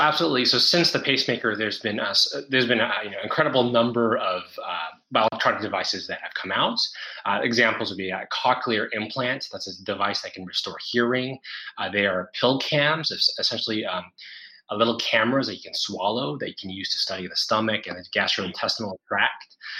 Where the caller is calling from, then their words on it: Singapore; I'm calling in from Singapore